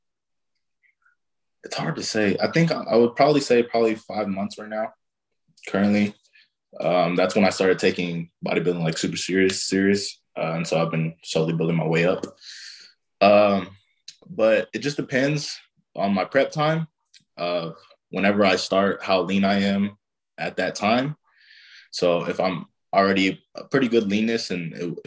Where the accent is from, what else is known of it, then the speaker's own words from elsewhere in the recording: Odessa, Texas, United States; our hometown